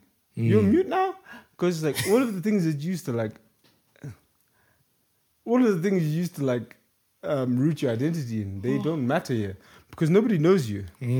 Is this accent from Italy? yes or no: no; Zambia; for me, I'm from Zambia.